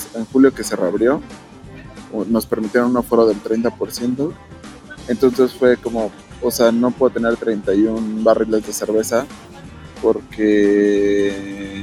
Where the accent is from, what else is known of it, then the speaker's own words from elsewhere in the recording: Mexico; porque si somos mexicanos, porque si hablamos el español